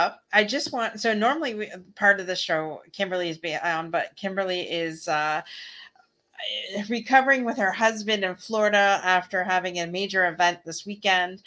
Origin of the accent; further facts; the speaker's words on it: Canada; we're from Canada